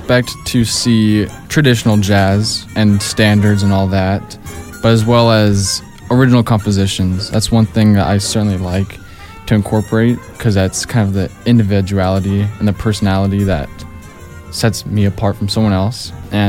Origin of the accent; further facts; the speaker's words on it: Las Vegas, Nevada, United States; also born or lived in Denver, Colorado; I was born in Denver, Colorado, and then lived there for a few years, and then moved to Las Vegas, lived here for about 13 years now.